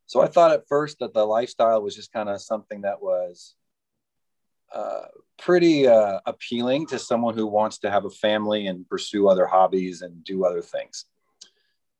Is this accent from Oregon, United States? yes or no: no; Spokane, Washington, United States; also born or lived in Colorado Springs, Colorado / San Francisco / Idaho; now in Camas, United States; I grew up in Spokane, Washington.